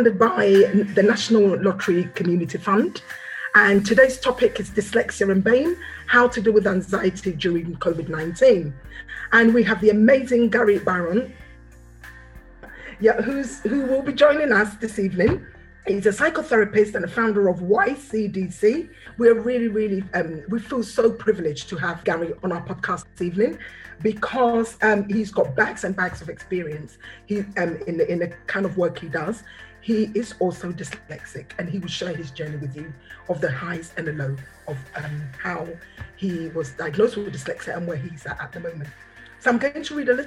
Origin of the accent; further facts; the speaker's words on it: Ghana; I'm from Ghana, the West African community